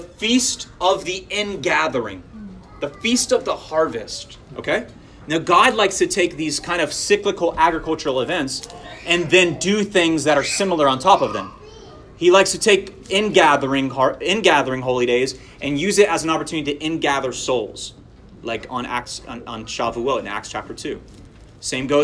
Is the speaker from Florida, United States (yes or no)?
yes; Florida, United States; I grew up in Florida